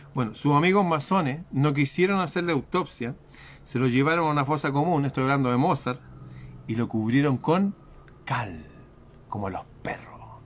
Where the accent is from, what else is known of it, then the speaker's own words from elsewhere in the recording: Chile; en mi país